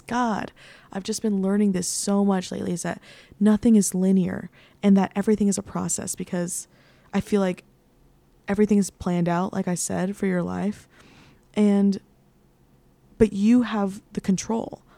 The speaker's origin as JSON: {"language": "English", "town": "San Antonio", "region": "Texas", "country": "United States", "tie": "born or raised there", "also_born_or_lived": "Nashville", "moved": "as an adult", "lives_now": "New York City, United States", "said": "I grew up in San Antonio. I've lived there my entire life"}